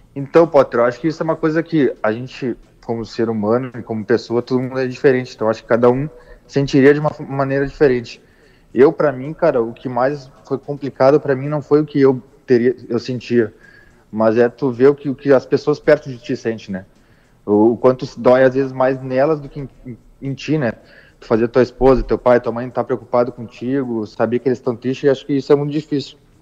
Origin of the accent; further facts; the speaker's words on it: Rio Grande do Sul, Brazil; sou gaúcho